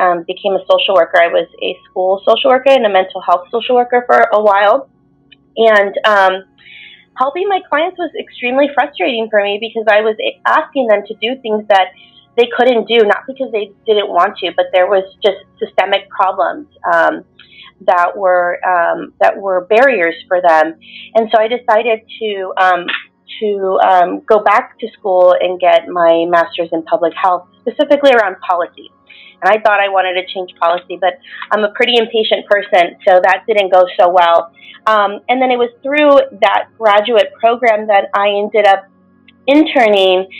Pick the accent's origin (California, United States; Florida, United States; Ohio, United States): California, United States; Coachella Valley, Southern; now in San Francisco, United States; I grew up in Southern California in Coachella Valley